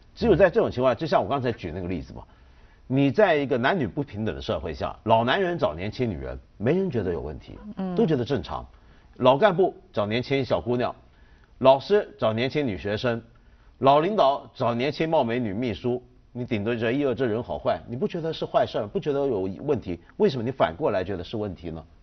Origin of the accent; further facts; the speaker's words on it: China; 师生恋其实我们中国人比较常见、比较能接受